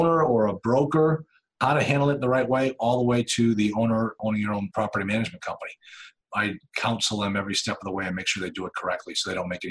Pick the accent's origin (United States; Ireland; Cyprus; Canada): United States; Nashua, New Hampshire; also born or lived in Duxbury, Massachusetts; I grew up here in Nashville, New Hampshire